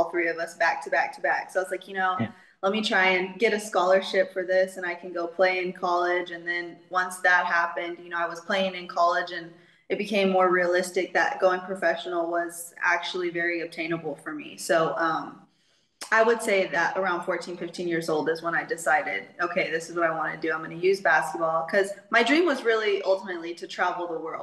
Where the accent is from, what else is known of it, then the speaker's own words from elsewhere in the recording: Texas, United States; moved away as an adult; now in Mexico; I am from Texas in the United States. Kind of grew up all around Texas